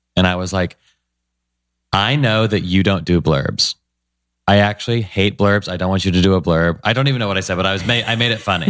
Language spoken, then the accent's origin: English; Nashville, Tennessee, United States; I grew up in Nashville, Tennessee, which is a great place